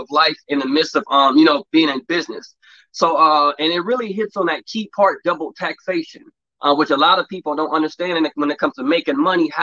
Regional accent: Los Angeles, California, United States; I grew up in the Los Angeles area, Crenshaw District, between USC, Crenshaw area, a little bit of Culver City area. So all around that area, born and raised, born and bred, LA kid

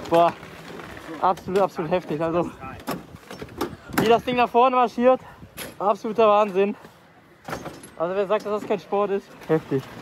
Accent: Eupen, Wallonia, Belgium; born there; also ich bin Belgier und bin ja in Eupen geboren.

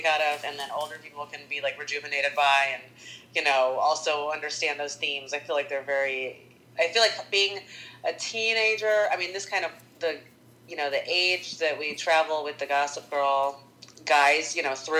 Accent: Fort Wayne, Indiana, United States; also born or lived in Poland; I grew up in Fort Wayne, Indiana

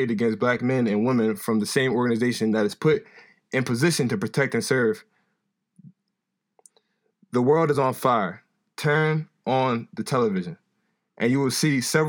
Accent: Wilmington, Delaware, United States; I was born and raised in Wilmington, Delaware

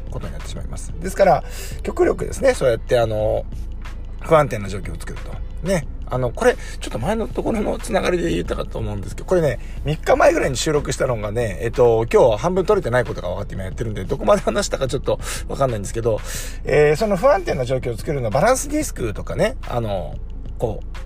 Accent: Kujukuri coast, Chiba, Japan; 千葉の結構田舎の方に、九十九里浜の方にね、僕はあのー、え出身なんで、あっちの方で育った

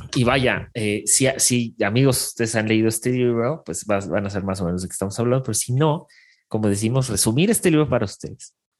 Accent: Mexico; nosotros somos el vecino del norte, o sea, somos el vecino de Estados Unidos y Canadá

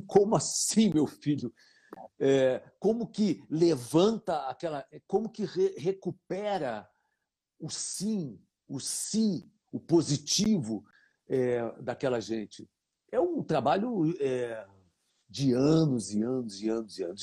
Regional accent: Brazil; sou brasileiro

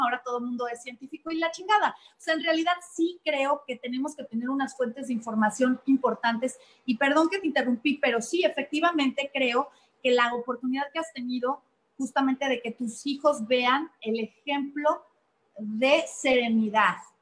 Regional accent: Mexico; como mexicanos

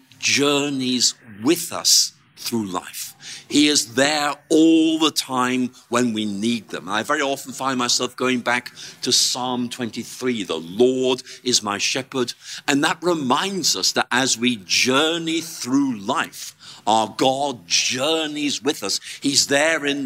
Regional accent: Northern Ireland, United Kingdom; moved away; I came from Northern Ireland

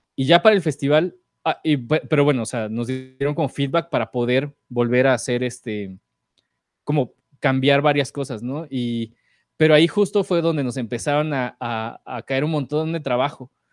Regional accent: Morelos, Mexico; now in Mexico City, Mexico; a mi pueblo en Morelos, a visitar a mis papás

